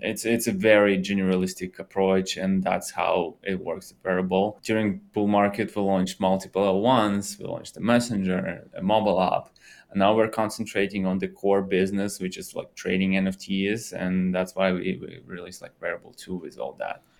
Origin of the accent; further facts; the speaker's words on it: Russia; moved away; I'm originally from Russia